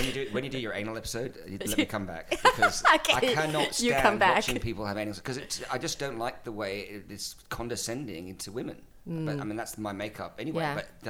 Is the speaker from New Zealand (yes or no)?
no; Australia; I'm Australian as well.